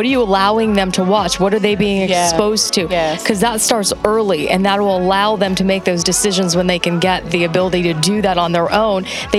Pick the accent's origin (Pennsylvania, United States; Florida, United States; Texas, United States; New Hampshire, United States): Florida, United States; Miami; But in Miami, I'm from Miami.